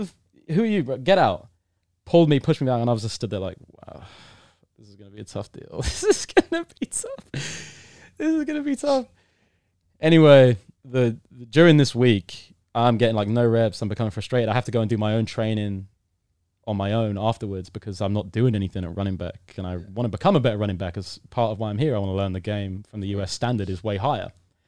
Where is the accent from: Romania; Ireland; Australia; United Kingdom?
United Kingdom; I'm British. British fans are pretty rowdy when it comes to sport.